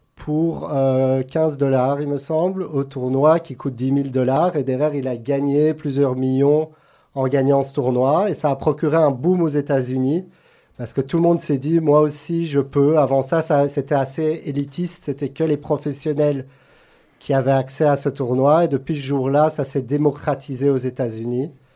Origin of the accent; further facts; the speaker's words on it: Brussels, Brussels-Capital Region, Belgium; moved away as an adult; also born or lived in Antwerp / Los Angeles; now in Monaco; Je suis né à Anvers, mais j'ai grandi à Bruxelles